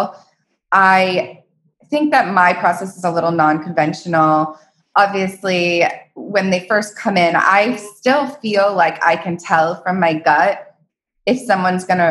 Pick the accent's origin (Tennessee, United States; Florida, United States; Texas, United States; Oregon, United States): Florida, United States; Palm Beach; also born or lived in Aspen, Colorado; now in Los Angeles, United States; I'm from Palm Beach, Florida.